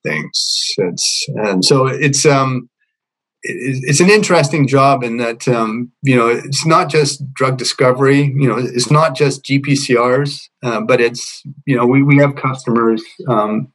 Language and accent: English; Montreal, Quebec, Canada; moved away as an adult; also born or lived in United Kingdom / British Columbia; I grew up in Montreal. Personally, at least, I did around 3 years of elementary school and 2 years of secondary school there.